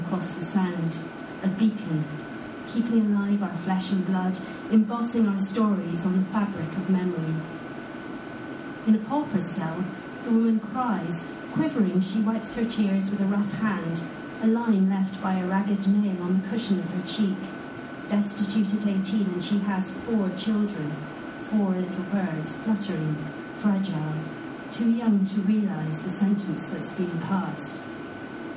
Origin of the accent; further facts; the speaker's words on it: Scotland, United Kingdom; I'm Scottish